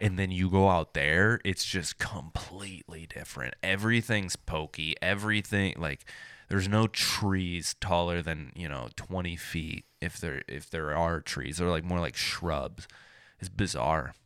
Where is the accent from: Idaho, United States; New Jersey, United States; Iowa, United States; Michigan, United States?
Michigan, United States; moved away; I'm from Michigan